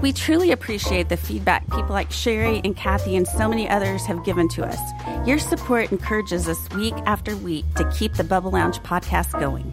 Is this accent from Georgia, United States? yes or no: no; Fort Worth, Texas, United States; So I grew up in Fort Worth and I would go to the T C U games.